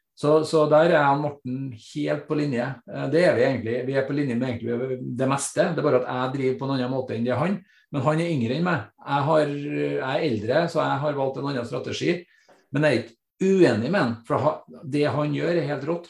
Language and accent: Norwegian; Trondheim, Trøndelag, Norway; født og oppvokst på Kolstad rett utenfor Trondheim, og har bodd her stort sett hele mitt liv